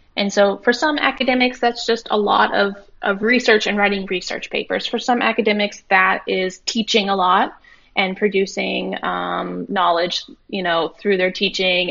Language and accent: English; Kansas, United States; I grew up in Kansas